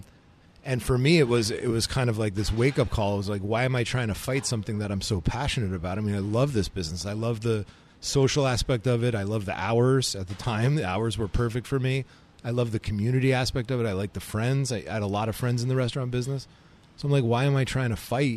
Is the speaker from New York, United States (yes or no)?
yes; New York, United States; also born or lived in California; Born and raised in New York.